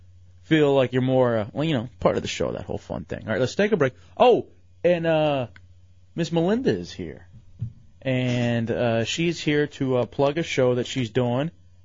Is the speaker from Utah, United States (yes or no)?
no; Fowlerville, Michigan, United States; That was, again, just growing up in Fowlerville.